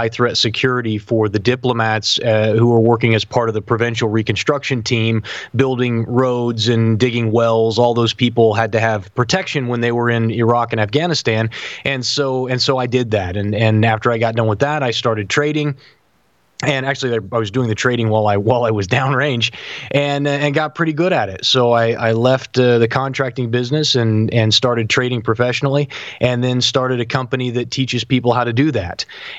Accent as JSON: {"language": "English", "town": "Sublette", "region": "Kansas", "country": "United States", "tie": "born or raised there", "said": "Yeah, I'm from Southwest Kansas. I'm from a little town called Sublette. That's where I grew up. And then we moved to Kansas City when I was a teenager"}